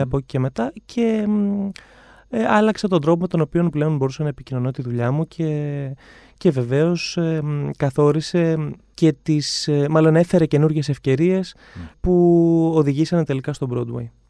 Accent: Ioannina, Epirus, Greece; moved away as an adult; also born or lived in London; now in Athens, Greece; Εγώ είμαι από τα Γιάννα.

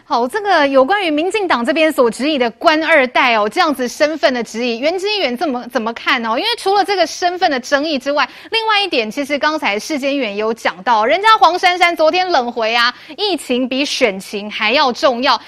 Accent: Taiwan; 我们台湾人

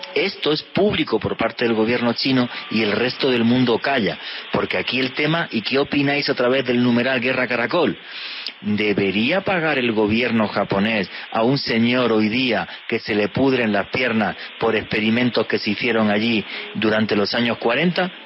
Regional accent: Spain; yo soy español

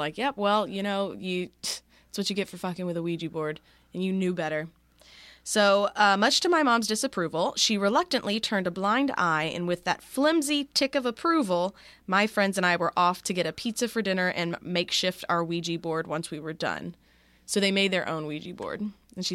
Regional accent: Australia; I'm 24 from Australia, and I'm currently playing catch up with your podcast

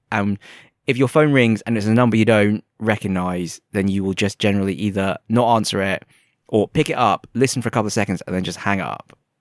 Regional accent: England, United Kingdom; first language English; moved away; I'm from England

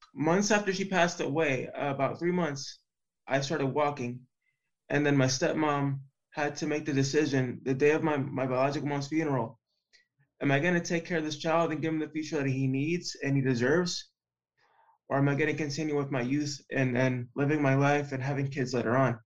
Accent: Puerto Rico; now in Florida, United States; in the very first league in Puerto Rico, in my hometown.

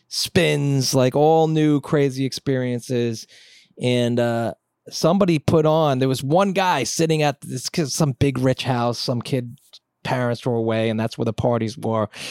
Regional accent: Long Island, New York, United States; born or raised there; moved away as an adult; also born or lived in Manhattan / Brooklyn; now in Bronx, United States

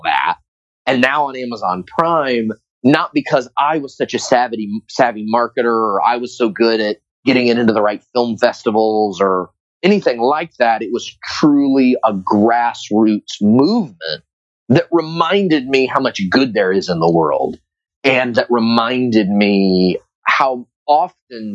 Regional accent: Tampa, Florida, United States; my hometown of Tampa, Florida

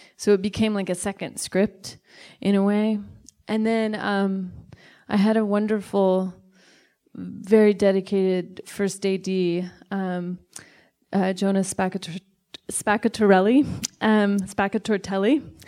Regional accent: Sacramento, California, United States; I am from Sacramento and I love it

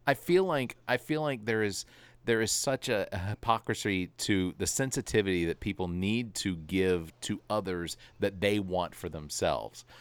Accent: Atlanta, Georgia, United States; I grew up in Atlanta

